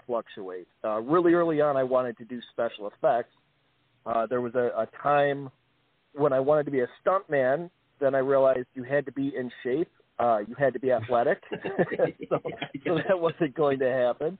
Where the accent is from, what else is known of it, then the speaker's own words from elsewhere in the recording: Niagara Falls, New York, United States; also born or lived in Cheektowaga, New York; I grew up in Niagara Falls, New York